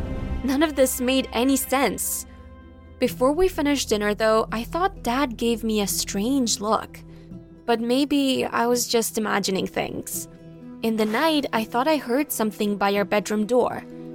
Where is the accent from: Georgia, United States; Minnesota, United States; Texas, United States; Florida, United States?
Texas, United States; I'm from Texas.